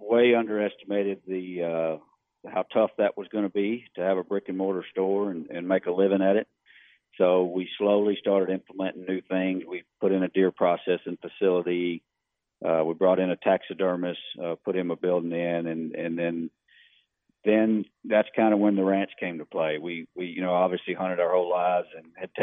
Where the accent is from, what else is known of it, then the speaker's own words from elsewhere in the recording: Livingston, Texas, United States; We grew up in Livingston, Texas.